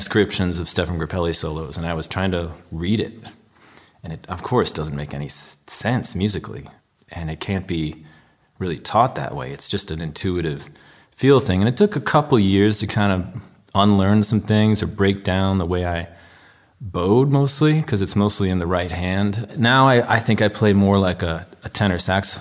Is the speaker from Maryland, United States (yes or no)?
no; Chicago, Illinois, United States; I grew up on the North Shore of Chicago